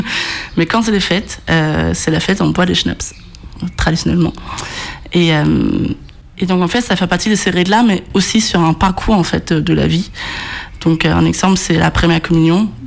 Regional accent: Odense, Southern Denmark, Denmark; moved away; Je viens de Odense, très difficile à prononcer. Toute petite euh, ville comparée à la France, en tout cas, même si c'est le troisième ville du Danemark.

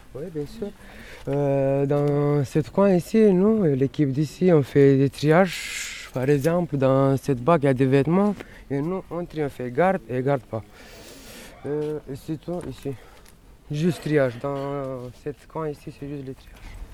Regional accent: Romania; now in Paris, France; Je viens de Roumanie

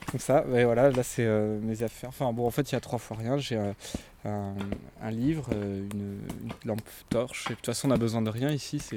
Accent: south of France, France; euh, je viens du, sud, de la France.

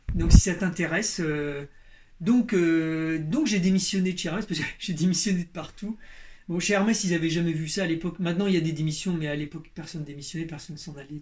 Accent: Berry, Centre-Val de Loire, France; moi, je suis de la campagne, moi, je viens du Berry, du centre de la France

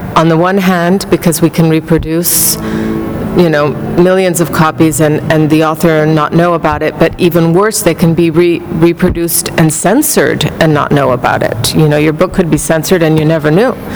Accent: Mexico; moved away as an adult; also born or lived in New York; We grew up together in Mexico, and he also went to the British school

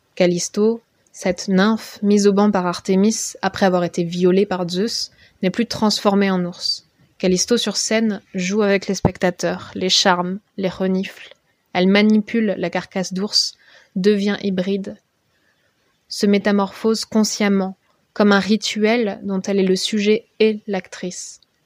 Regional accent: Basque Country, Nouvelle-Aquitaine, France; J'ai grandi au Pays Basque

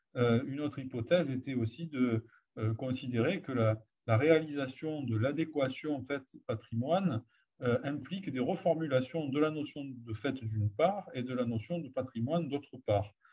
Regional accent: Provence-Alpes-Côte d'Azur, France; je travaillais dans ma, dans ma région d'origine de manière progressive. J'ai commencé par travailler sur mon, ma propre famille, puis mon propre village

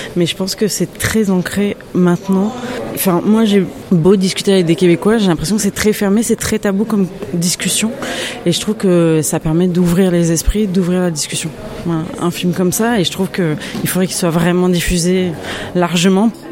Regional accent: France; moved away; moi je suis française

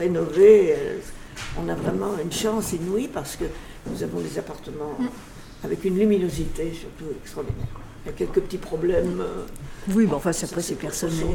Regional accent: Lyon, Auvergne-Rhône-Alpes, France; moved away as an adult; je suis partie à la campagne et nous sommes revenus en 1945 rue de la Charité.

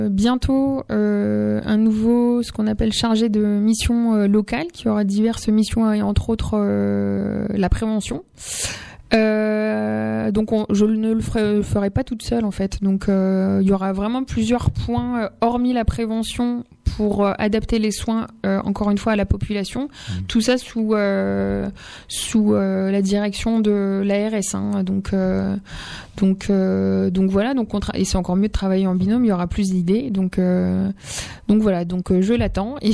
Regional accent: Amiens, Hauts-de-France, France; moi je viens d'Amiens et j'ai remplacé aux alentours Damien.

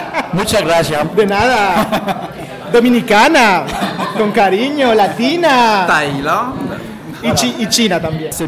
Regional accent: Lyon, Auvergne-Rhône-Alpes, France; Je suis de Lyon.

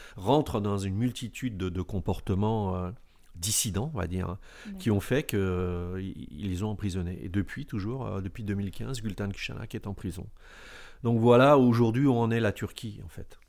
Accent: Alfortville, Île-de-France, France; je suis né en France, dans cette ville Alfortville, où, j'ai côtoyé des rescapés du génocide des Arméniens

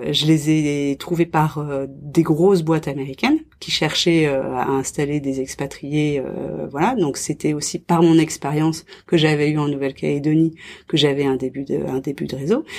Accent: France; moved away as an adult; je suis française, euh, je connais la France

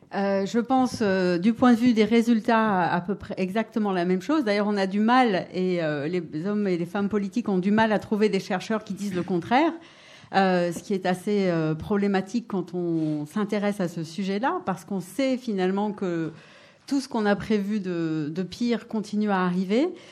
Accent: Paris, Île-de-France, France; now in Grenoble, France; Je suis née à Paris d'une famille qui, venait d'Europe de l'Est

